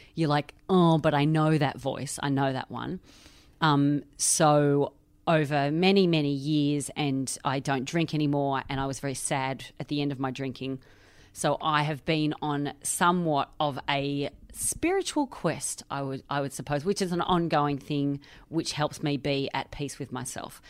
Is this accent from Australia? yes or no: yes; Australia; now in London, United Kingdom; I am Australian. I live in London.